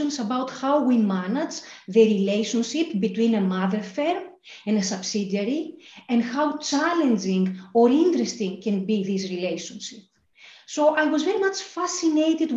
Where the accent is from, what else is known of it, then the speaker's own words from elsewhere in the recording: Thessaloniki, Central Macedonia, Greece; moved away as an adult; also born or lived in Athens, Greece / Glasgow, United Kingdom; I grew up in Thessaloniki in Greece. I was born in Athens